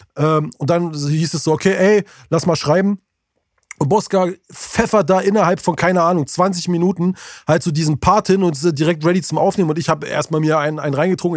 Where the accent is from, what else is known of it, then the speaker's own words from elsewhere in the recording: Berlin, Germany; hier bei uns in Berlin